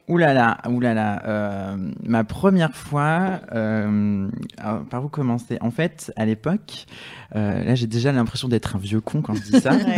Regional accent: south of France, France; moi je viens du sud de la France

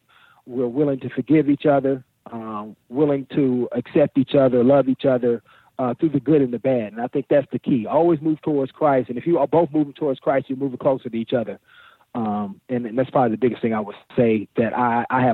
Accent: Oakland, California, United States; in the inner city where I grew up in Oakland

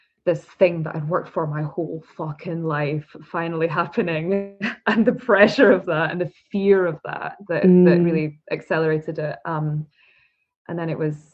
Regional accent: Scotland, United Kingdom; I'm from Scotland

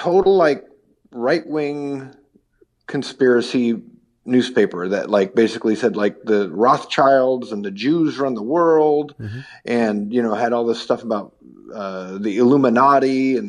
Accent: Kirkland, Washington, United States; I grew up in Kirkland, which is like a suburb of Seattle

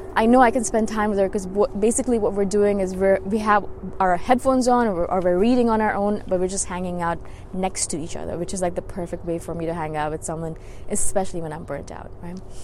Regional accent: India; moved away; I'm originally from India, and a lot of them are still back home

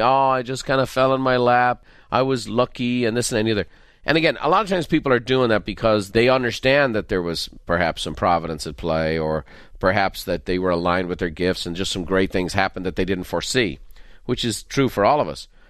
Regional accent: Dublin, Leinster, Ireland; I'm from Dublin

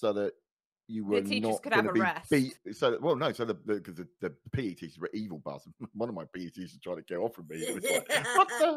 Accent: Luton, East of England, United Kingdom; I grew up in Luton

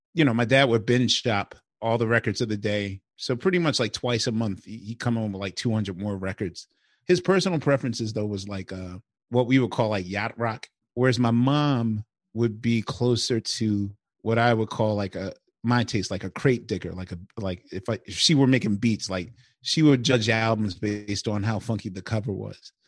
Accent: Philadelphia, Pennsylvania, United States; I'm from West Philly

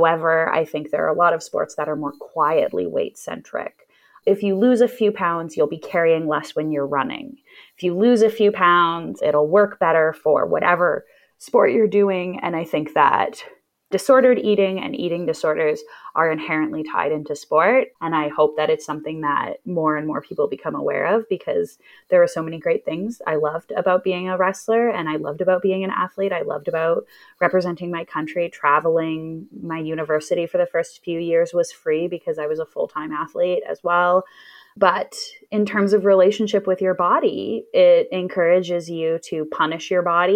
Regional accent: Edmonton, Alberta, Canada; growing up in Edmonton, I like Edmonton. I think that it's kind of like living in a small town, but over a million people live here.

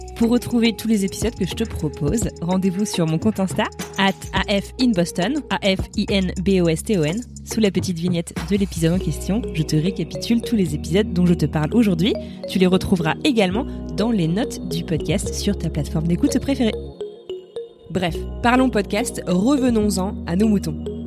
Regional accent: France; J'ai grandi en France, je suis blanche, j'ai un prénom très français

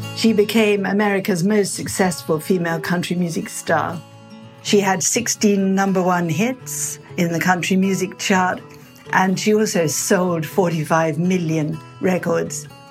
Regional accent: Butcher Hollow, Kentucky, United States; my hometown is Butcher Holler, Kentucky.

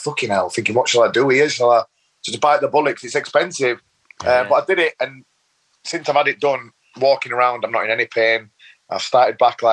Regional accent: Leeds, Yorkshire and the Humber, United Kingdom; I grew up in Leeds, born and bred in Leeds, bit of a rough council estate area

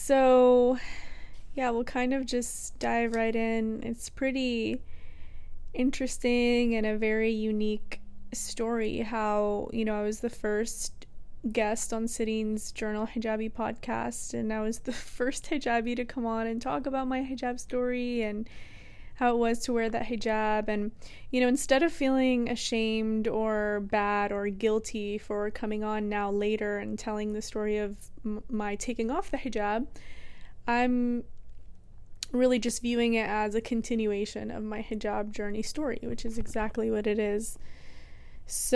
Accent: Texas, United States; we grew up in the South, we grew up in Texas

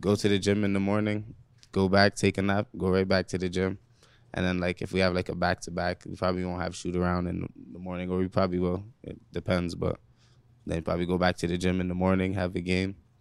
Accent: Toronto, Ontario, Canada; growing up in Rexdale

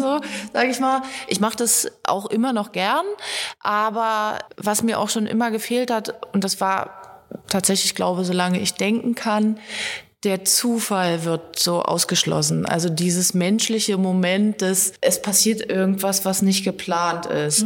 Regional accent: Germany; Ich komme aus dem Harz und da ist die äh, Jodeltradition eben auch verwurzelt

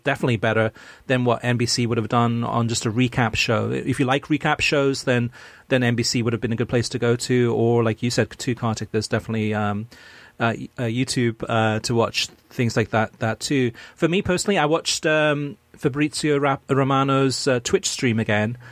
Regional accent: United States; I'm American, which I am

